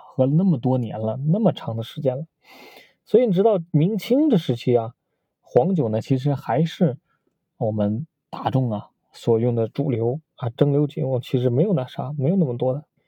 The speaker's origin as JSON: {"language": "Chinese", "country": "China", "said": "在中国嘛，我们中国人都喜欢喝白酒"}